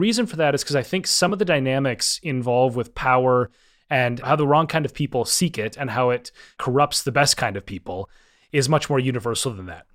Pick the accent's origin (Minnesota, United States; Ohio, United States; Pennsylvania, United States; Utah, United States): Minnesota, United States; I grew up in Minnesota and I was a downhill ski racer